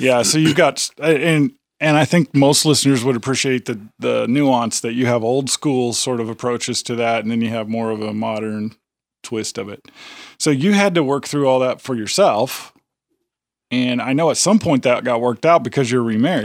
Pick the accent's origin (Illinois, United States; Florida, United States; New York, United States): Illinois, United States; near Chicago, the Midwest; moved away as an adult; now in Tennessee, United States; I come from, you know, near Chicago. I grew up in the Midwest